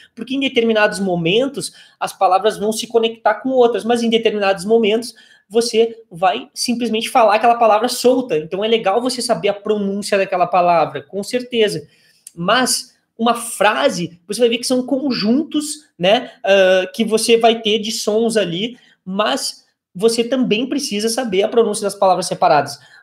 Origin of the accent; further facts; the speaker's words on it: Brazil; nós brasileiros